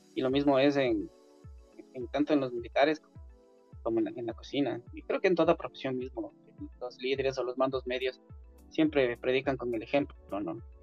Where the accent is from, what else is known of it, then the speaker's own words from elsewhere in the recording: Quito, Pichincha, Ecuador; yo nací en Quito, Ecuador una familia clase media